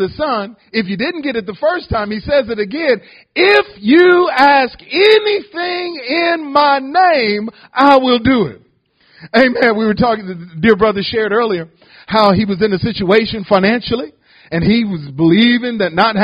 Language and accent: English; Detroit, Michigan, United States; moved away as an adult; also born or lived in Ohio; now in Houston, United States; I'm a native from Detroit. I was born in Ohio, but grew up in Detroit all my life